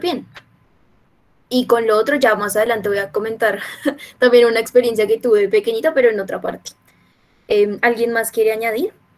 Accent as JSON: {"language": "Spanish", "region": "Bogotá", "country": "Colombia", "said": "soy de Bogotá, pues no tengo a la mano el mar"}